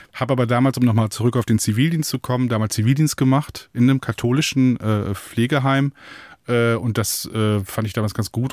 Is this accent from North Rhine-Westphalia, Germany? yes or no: yes; Münsterland, North Rhine-Westphalia, Germany; first language German; da wurde man so reingeworfen in der erzkatholischen Enklave des Münsterlands